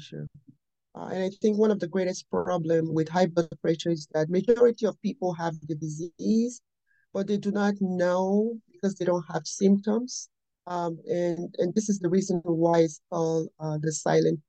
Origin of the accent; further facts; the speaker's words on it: Nigeria; moved away as an adult; now in United States; I was raised and born in Nigeria. I came to this country when I was in my early 20s, and I've been in the United States for more than 30 years now.